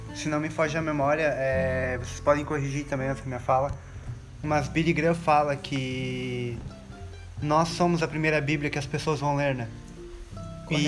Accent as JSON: {"language": "Portuguese", "town": "São Miguel do Oeste", "region": "Santa Catarina", "country": "Brazil", "said": "sou de São Miguel do Oeste, Santa Catarina"}